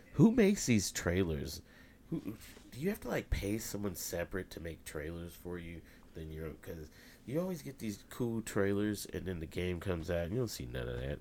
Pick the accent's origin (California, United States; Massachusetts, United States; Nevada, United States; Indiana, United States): Indiana, United States; I'm from Indiana